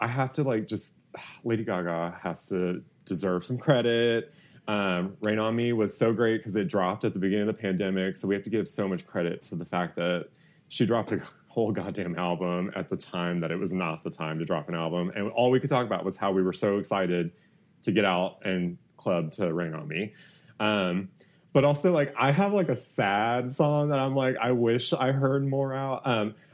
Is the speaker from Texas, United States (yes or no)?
yes; Houston, Texas, United States; I grew up in Houston